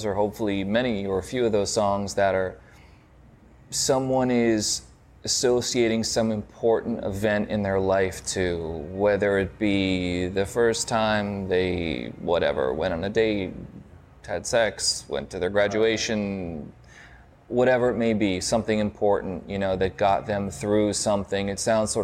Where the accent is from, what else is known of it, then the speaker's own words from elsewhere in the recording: New York, United States; growing up in New York back in the day